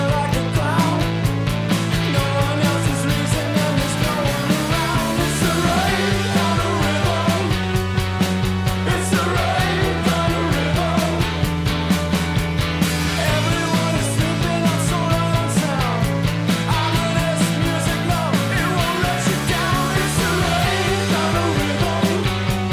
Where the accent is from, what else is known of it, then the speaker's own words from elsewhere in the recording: Coventry, West Midlands, United Kingdom; 37 was the name of the house on Grasmere Avenue where I grew up in Coventry